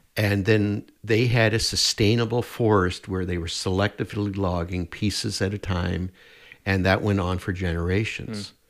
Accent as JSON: {"language": "English", "region": "Nova Scotia", "country": "Canada", "tie": "born or raised there", "also_born_or_lived": "Prince Edward Island", "moved": "yes", "lives_now": "Edmonton, Canada", "said": "I grew up in Nova Scotia."}